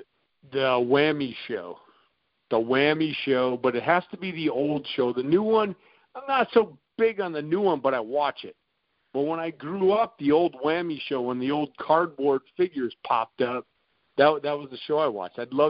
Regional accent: Wisconsin, United States; I grew up in Wisconsin

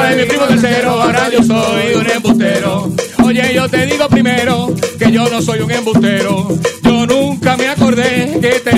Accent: Humacao, Puerto Rico; now in Florida, United States; Yo soy de Humacao, vivo en Florida, pero ando por

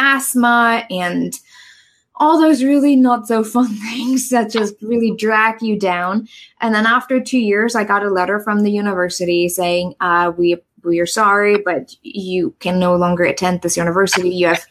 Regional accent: East Germany, Germany; English is a second language; moved away as an adult; also born or lived in New York / San Francisco; now in United States; I grew up in East Germany.

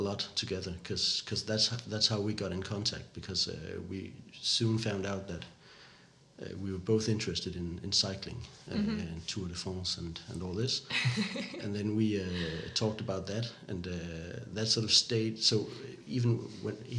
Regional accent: Odense, Southern Denmark, Denmark; English is a second language; also born or lived in Canada; where I grew up here in Odense

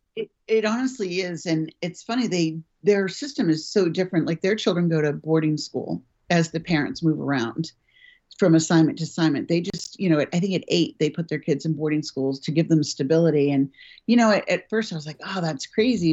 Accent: United States; also born or lived in United Kingdom; I as an American

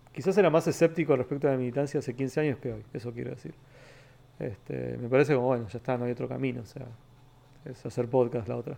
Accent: Temperley, Buenos Aires Province, Argentina; also born or lived in Almagro, Buenos Aires / San Vicente; now in Buenos Aires, Argentina; yo nací en Capital, nací en el barrio Balvanera y me crié toda la vida en Temperley

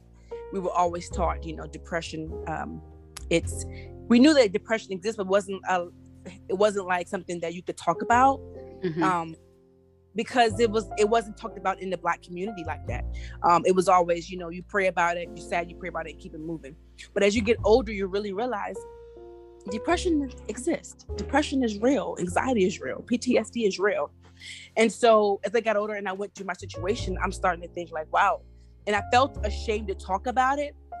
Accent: Virginia Beach / Norfolk area, United States; now in Washington, D.C., United States; I am from the 757 Virginia Beach area in Norfolk area, but I live in the Washington, D.C. area

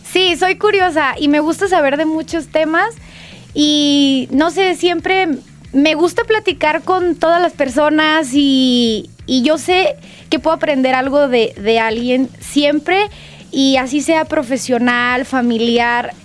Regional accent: Guadalajara, Jalisco, Mexico; yo soy de Guadalajara, me encanta mi ciudad

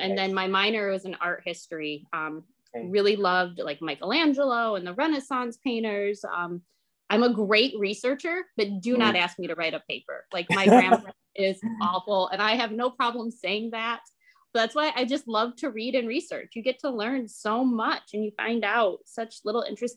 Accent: Big Rapids, Michigan, United States; I'm from Big Rapids, Michigan

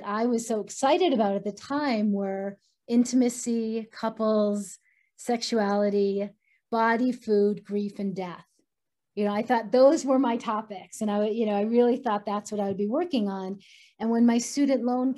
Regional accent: Boulder, Colorado, United States; my hometown of Boulder, Colorado

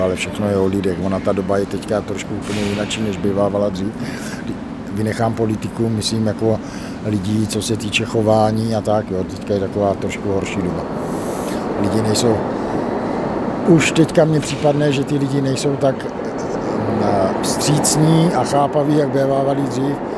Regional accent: Brno, South Moravian Region, Czechia; moved away as an adult; now in Lipůvka, Czechia; Já teda jsem Brňák, ale už dobré 15 let bydlím mimo Brno, já zbývám v Lipovce

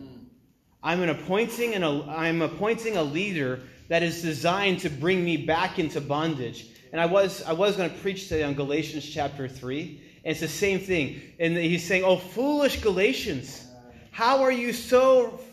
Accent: New England, United States; also born or lived in China; I'm from New England

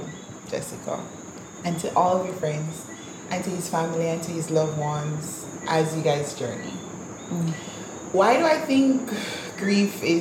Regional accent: Jamaica; I'm Jamaican

